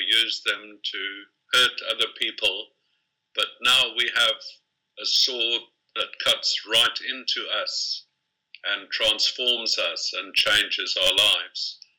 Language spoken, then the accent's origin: English; Kenya; born there; I was born in Kenya, but I did not know anything about the Rendili